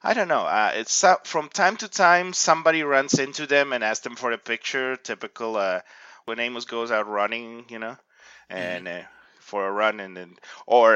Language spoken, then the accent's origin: English; Ecuador; moved away as an adult; now in Canada; I come originally from Ecuador